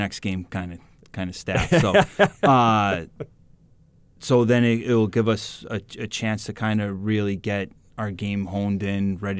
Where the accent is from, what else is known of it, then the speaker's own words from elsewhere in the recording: East Coast, United States; I'm from more down by, I'm from the East Coast.